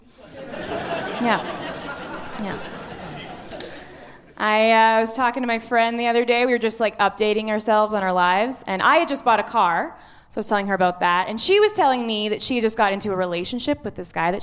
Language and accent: English; Kelowna, British Columbia, Canada; moved away as an adult; now in Halifax, Canada; I moved to Halifax last year. I'm originally from Kelowna.